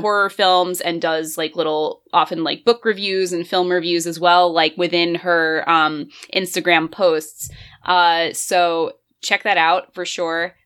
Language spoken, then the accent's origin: English; near North Jersey, New Jersey, United States; I actually grew up like right near North Jersey too